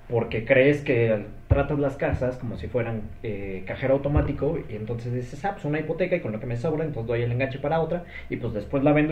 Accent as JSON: {"language": "Spanish", "region": "Mexico City", "country": "Mexico", "tie": "born or raised there", "said": "O sea, sí nací aquí"}